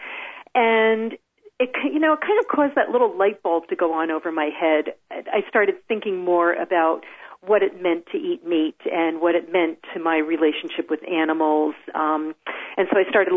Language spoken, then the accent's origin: English; New Jersey, United States; moved away as an adult; also born or lived in Washington, D.C. area; now in Pacific Northwest, United States; I grew up in New Jersey.